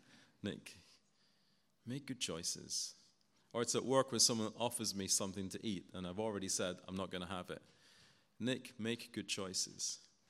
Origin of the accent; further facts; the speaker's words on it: Guyana; Where I grew up in Guyana, my dad was a taxi driver.